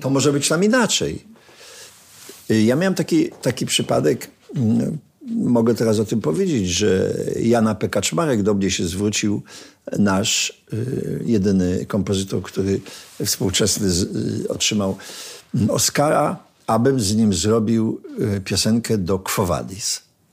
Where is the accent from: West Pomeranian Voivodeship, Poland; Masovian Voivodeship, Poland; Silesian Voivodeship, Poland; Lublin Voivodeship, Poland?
Silesian Voivodeship, Poland; Sosnowiec; jesteśmy chłopcami z Sosnowca